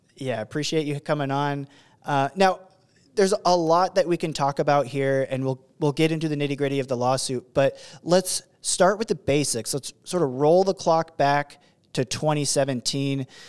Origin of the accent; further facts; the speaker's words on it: Oregon, United States; That's my home state